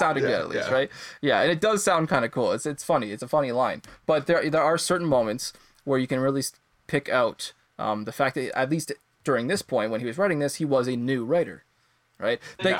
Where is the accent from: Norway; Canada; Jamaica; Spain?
Canada; as a Canadian